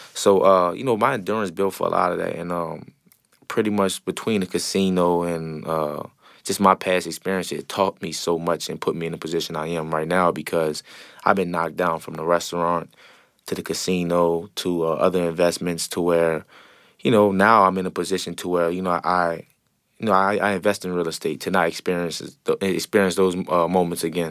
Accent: New Orleans, Louisiana, United States; growing up in the Seven Ward

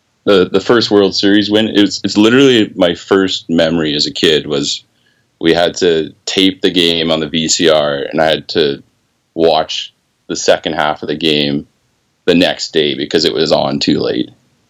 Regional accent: Saskatchewan, Canada; As a Canadian, I think, and someone from Saskatchewan in particular

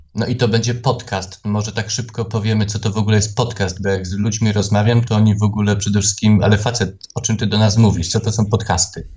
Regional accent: Tarnów, Lesser Poland, Poland; ja jestem z tego dumny, że ja jestem a, z prowincji

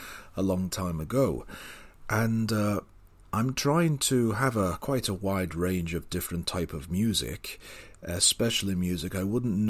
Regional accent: United Kingdom; also born or lived in Spain; I am British

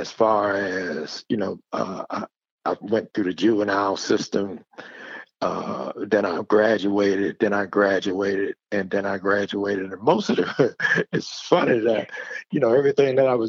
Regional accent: Washington, District of Columbia, United States; moved away as an adult; now in North Carolina, United States; I grew up in Washington, D.C. Washington, D.C. is my home.

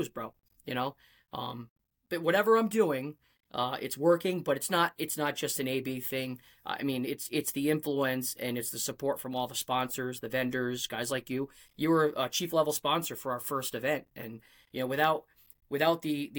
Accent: Rhode Island, United States; accent: Rhode Island; also born or lived in Connecticut; my Rhode Island accent comes out and I try not

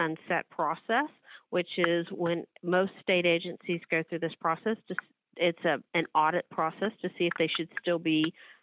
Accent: Midland, Texas, United States; I grew up in Midland, Texas

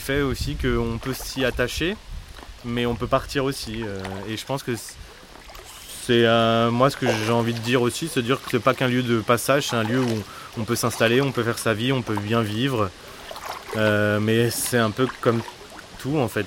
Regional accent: Canal de l'Ourcq, Seine-Saint-Denis, Île-de-France, France; j'ai grandi sur le canal de l'Ourcq

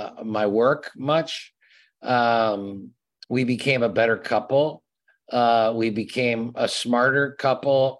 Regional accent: East Lansing, Michigan, United States; where I grew up in East Lansing

